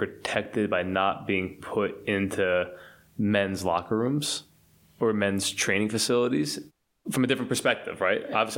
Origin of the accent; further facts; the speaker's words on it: United States; I'm American